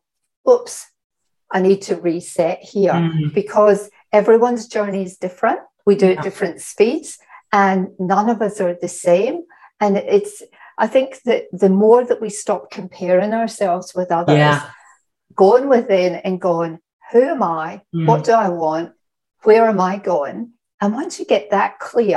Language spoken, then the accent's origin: English; Scotland, United Kingdom; I'm Scottish